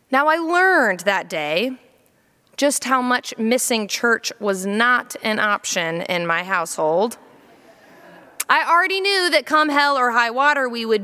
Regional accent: Jacksonville, Florida, United States; also born or lived in Columbia, South Carolina; When I was four years old, we moved from Columbia, South Carolina to Jacksonville, Florida.

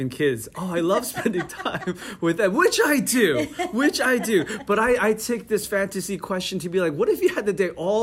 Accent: Parsippany, New Jersey, United States; also born or lived in South Korea; I grew up in Parsippany spent my childhood and high school going through growing up in Parsippany

